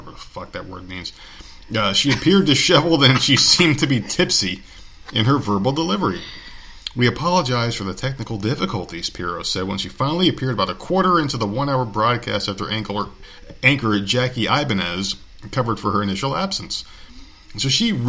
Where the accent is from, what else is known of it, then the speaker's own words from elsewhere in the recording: Nevada, United States; Nevada, my home state